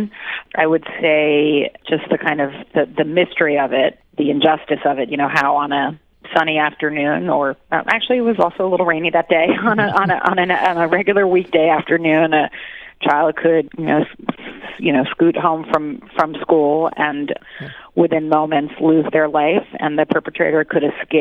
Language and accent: English; New York, United States; I'm born and raised in New York, so all my life